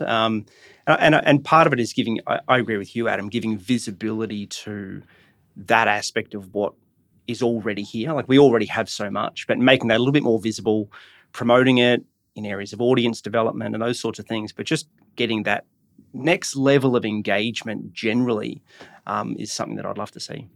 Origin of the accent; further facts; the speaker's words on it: Brisbane, Queensland, Australia; growing up in Brisbane, my, my, um, you know, I don't come from an artistic background, but I was involved in sport as a, as a kid